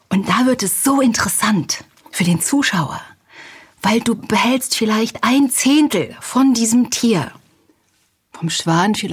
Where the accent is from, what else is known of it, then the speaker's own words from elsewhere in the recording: Halle, Saxony-Anhalt, Germany; Ich komme aus Halle an der Saale und in Sachsen-Anhalt wird ganz furchtbar nachlässig gesprochen. Ich wollte schön sprechen